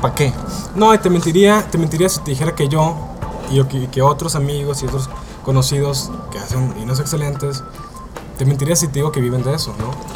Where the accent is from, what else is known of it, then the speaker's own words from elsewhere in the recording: Mexicali, Baja California, Mexico; somos un par de familias de Baja California, eh, por ejemplo yo crecí en Mexicali, somos amigos de Mexicali